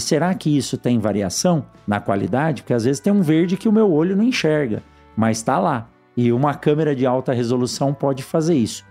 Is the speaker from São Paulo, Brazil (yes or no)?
yes; São Paulo, Brazil; Eu que nasci em São Paulo